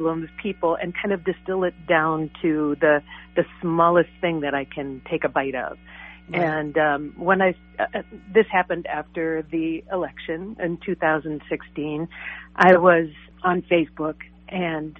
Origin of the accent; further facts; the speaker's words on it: Cambridge, Minnesota, United States; we were both from Cambridge